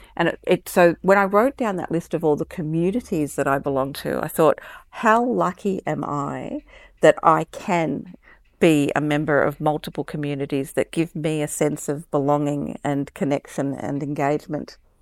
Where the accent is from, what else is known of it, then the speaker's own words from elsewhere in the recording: Melbourne, Victoria, Australia; also born or lived in Brisbane; I was born in in Melbourne and I, I live in Melbourne now, I also spent a little bit of time when I was young in Brisbane